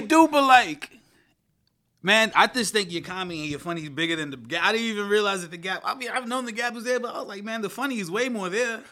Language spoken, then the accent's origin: English; New York City, New York, United States; I grew up in Flatbush